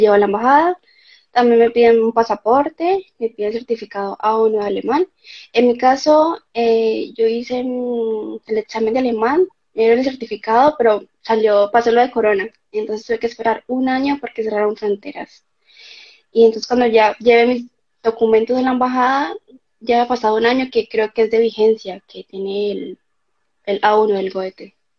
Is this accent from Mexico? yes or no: no; Cali, Valle del Cauca, Colombia; moved away as an adult; now in Germany; vengo de Colombia, de la ciudad de Cali